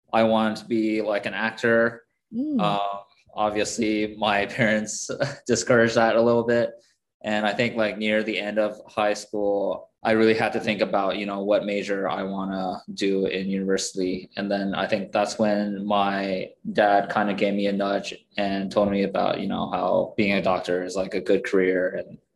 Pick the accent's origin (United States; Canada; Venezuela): Canada; Toronto, Ontario; moved away as an adult; also born or lived in Kingston, Canada / Vancouver, Canada; I grew up in Toronto